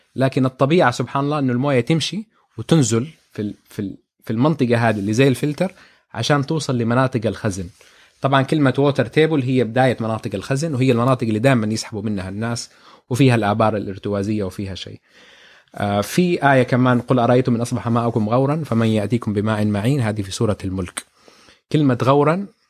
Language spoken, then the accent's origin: Arabic; Jeddah, Makkah Province, Saudi Arabia; احنا في جده